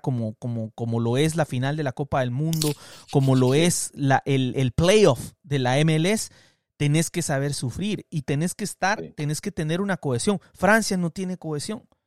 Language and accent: Spanish; Guatemala; moved away as an adult; also born or lived in Guatemala City; now in United States; yo crecí en Guatemala, yo me vine a los 27 años, 28 años a los Estados Unidos